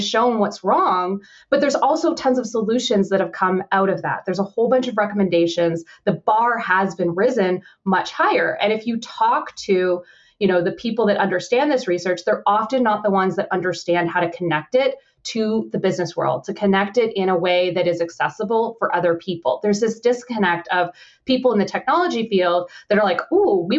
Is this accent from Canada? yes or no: yes; Canada; I'm Canadian